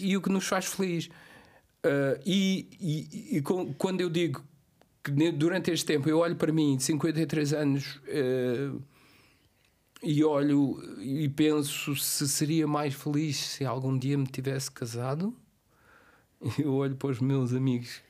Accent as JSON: {"language": "Portuguese", "country": "Cape Verde", "moved": "yes", "said": "ir para Cabo Verde e estar uh, os meus últimos dias na minha terra"}